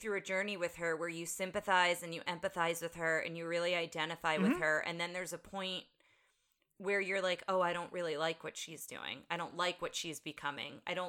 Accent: United States; we're American and we're not British.

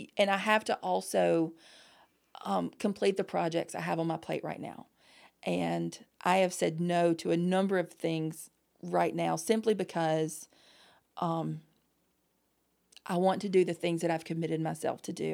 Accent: the South, United States; growing up in the South

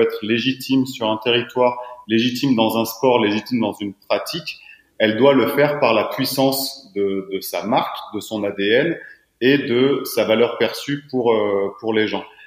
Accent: south-east France, France; now in Annecy, France; je suis originaire du sud-est de la France. je suis annécien depuis une dizaine d'années maintenant

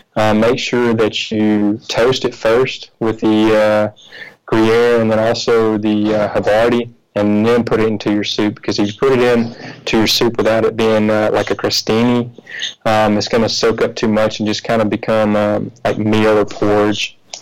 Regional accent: Mississippi, United States; moved away as an adult; also born or lived in Italy; now in Paris, France; I'm from Mississippi.

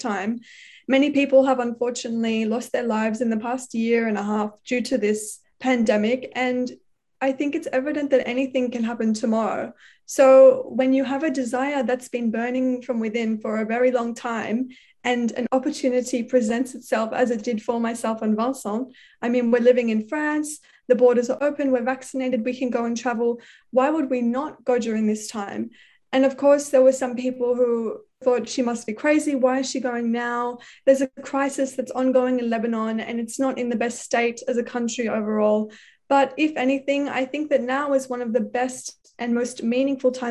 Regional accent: Australia; growing up in Australia.

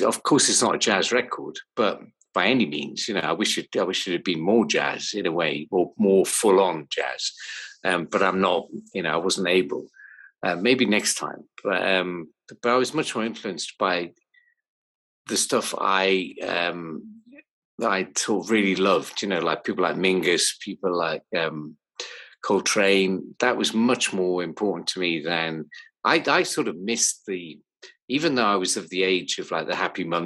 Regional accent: Newcastle upon Tyne, North East England, United Kingdom; where I grew up in Newcastle when I was about 14

